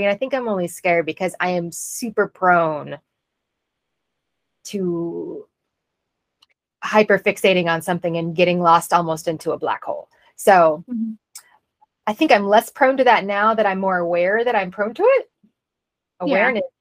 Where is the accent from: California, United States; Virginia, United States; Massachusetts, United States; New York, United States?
Virginia, United States; Northern; I grew up in Northern Virginia where I spent most of my childhood